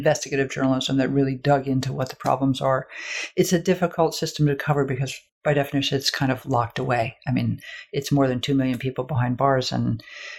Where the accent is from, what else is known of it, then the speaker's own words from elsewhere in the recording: United States; I am an American